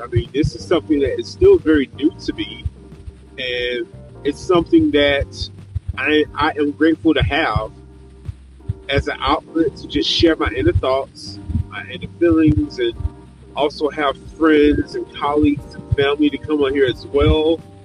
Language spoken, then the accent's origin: English; Georgia, United States; I'm back in my home state of Georgia, and I'm back in Atlanta